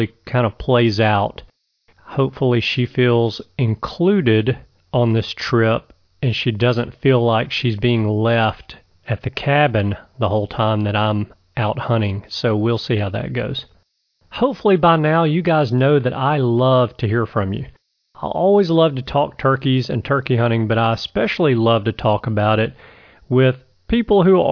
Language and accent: English; Alabama, United States; my home state of Alabama